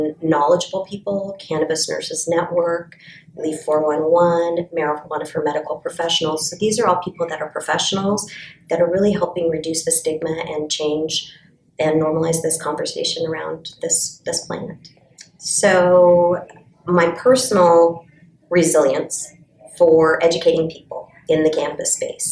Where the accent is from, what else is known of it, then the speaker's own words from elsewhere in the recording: Golden, Colorado, United States; I am from Colorado, Golden, Colorado